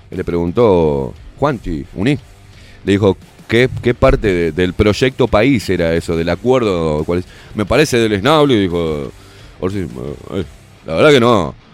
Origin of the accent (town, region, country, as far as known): Uruguay